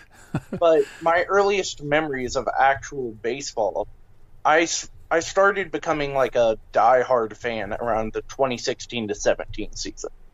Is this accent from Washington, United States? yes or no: no; Miamisburg, Ohio, United States; I am from um, Miamisburg, Ohio. Um, Chris Garber, both me and him were from Miamisburg. Um, so that's a little bit south of Dayton, Ohio. It's a it's like 15, 20 minutes south of there, and I've spent my entire life in the Dayton area, Cincinnati area